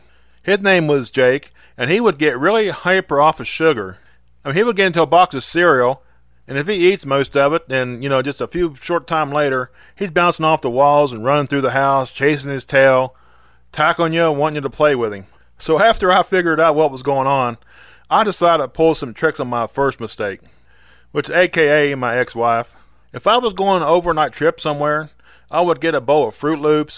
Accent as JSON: {"language": "English", "region": "West Virginia", "country": "United States", "said": "We used to go to this place called Green Bottom Wildlife Management Area, which is in my home state."}